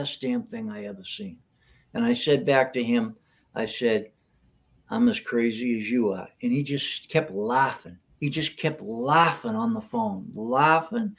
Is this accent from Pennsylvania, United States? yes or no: no; Hanover, Massachusetts, United States; I was at Ellis Field in Hanover, my hometown